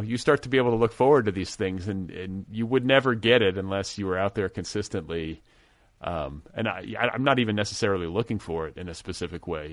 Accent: Midwest, United States; now in Los Angeles, United States; I grew up in the Midwest, too

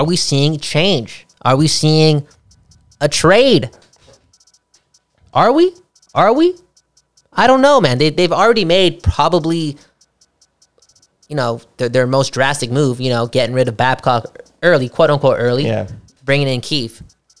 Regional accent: Vancouver, British Columbia, Canada; I'm from Vancouver

